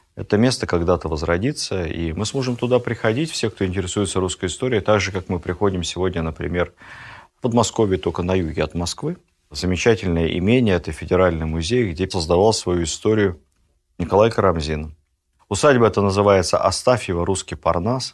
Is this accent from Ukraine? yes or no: yes; Ukraine; Я и сам с Украины